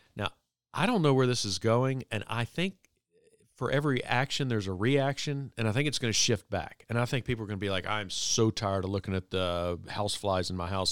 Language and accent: English; Virginia Beach, Virginia, United States; in my twenties, growing up in Virginia Beach, Virginia, I was a young lawyer